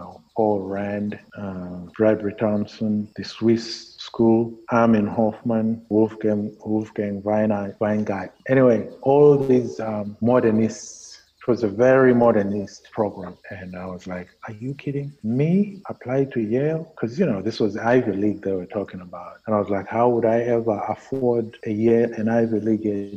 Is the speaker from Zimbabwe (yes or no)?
yes; Zimbabwe; moved away as an adult; I said, Zimbabwe.